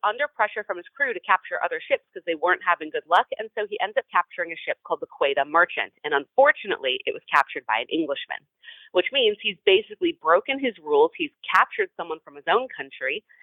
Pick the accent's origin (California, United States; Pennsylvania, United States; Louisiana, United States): California, United States; Los Angeles; I'm from Los Angeles